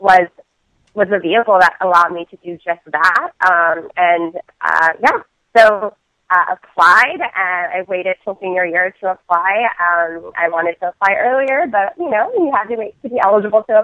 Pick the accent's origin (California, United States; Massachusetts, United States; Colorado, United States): Colorado, United States; Colorado Springs; moved away as an adult; Growing up in Colorado Springs, Colorado, and in the community that I grew up there